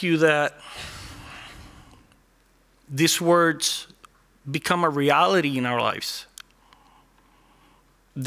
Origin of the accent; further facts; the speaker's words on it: Puerto Rico; first language Spanish; English is a second language; moved away as an adult; now in Orlando, United States; I grew up in Puerto Rico, working in cars